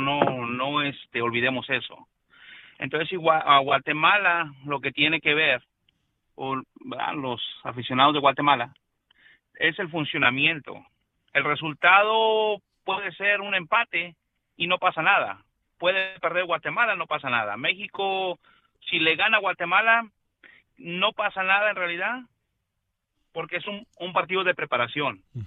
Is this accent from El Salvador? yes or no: yes; El Salvador; now in Houston, United States; yo soy salvadoreño